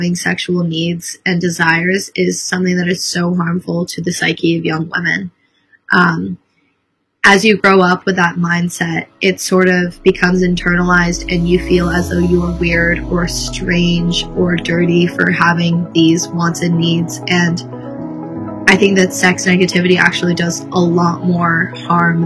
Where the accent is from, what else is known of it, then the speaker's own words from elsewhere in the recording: Hilton Head, South Carolina, United States; I'm from Hilton Head, South Carolina.